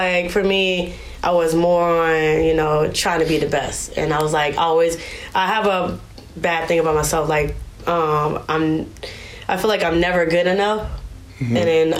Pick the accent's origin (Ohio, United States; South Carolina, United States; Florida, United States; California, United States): California, United States; Vallejo; Vallejo, California